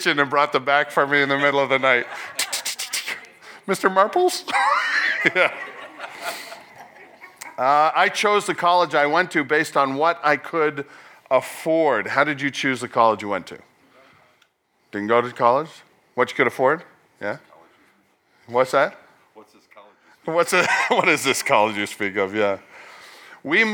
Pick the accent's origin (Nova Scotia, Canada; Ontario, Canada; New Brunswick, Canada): Nova Scotia, Canada; I was born in Nova Scotia.